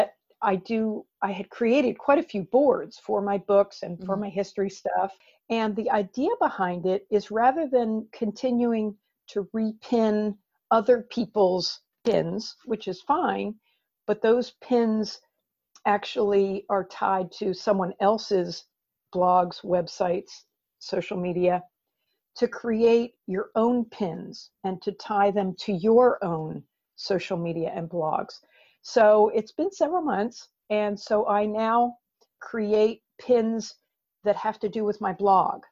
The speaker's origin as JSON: {"language": "English", "region": "New Jersey", "country": "United States", "tie": "born or raised there", "moved": "yes", "said": "I was raised in New Jersey for quite a few years"}